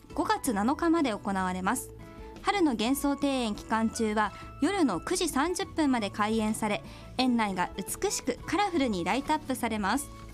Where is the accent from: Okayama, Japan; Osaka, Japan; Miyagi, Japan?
Okayama, Japan; I was born and raised in Okayama